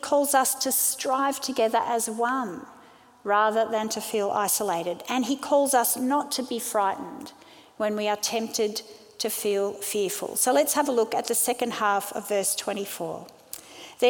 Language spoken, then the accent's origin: English; Sydney, New South Wales, Australia; also born or lived in South Africa; I was born in South Africa. My family moved to Sydney when I was 5, and we eventually became Australian citizens